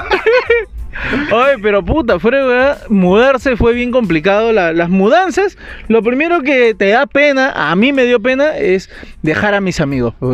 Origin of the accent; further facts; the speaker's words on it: Magdalena del Mar, Lima, Peru; yo sí me he mudado dos veces en mi vida. Con toda mi familia nos fuimos de desde Magdalena el Mar a San Gabriel, Vía María del Triunfo.